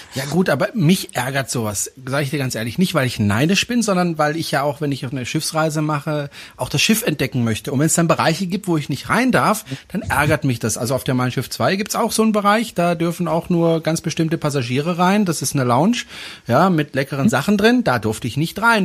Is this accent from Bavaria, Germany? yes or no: no; Baden-Württemberg, Germany; now in Swabia, Germany; bin ja eigentlich aus Baden, aber ich wohne ja in Schwaben